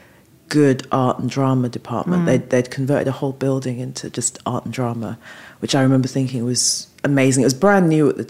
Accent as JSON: {"language": "English", "region": "London", "country": "United Kingdom", "tie": "born or raised there", "also_born_or_lived": "Falmouth", "said": "I was born and raised in London"}